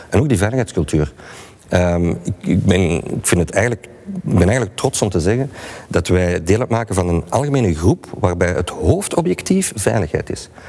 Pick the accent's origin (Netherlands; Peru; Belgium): Belgium; wij als Belgen